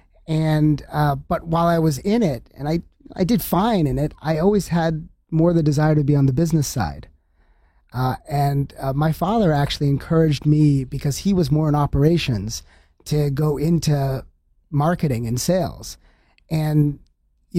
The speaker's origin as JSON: {"language": "English", "region": "New Hampshire", "country": "United States", "tie": "born or raised there", "said": "I grew up in New Hampshire."}